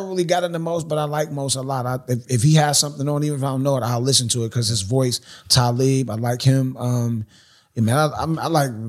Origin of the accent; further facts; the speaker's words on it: Queens, New York, United States; I speak the Thun language. I'm from Queensbridge, the 41st side.